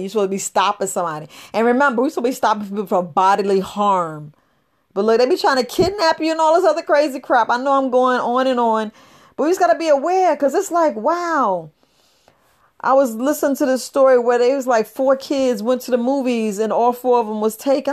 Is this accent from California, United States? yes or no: no; New York City, New York, United States; I was raised up in the Bronx, New York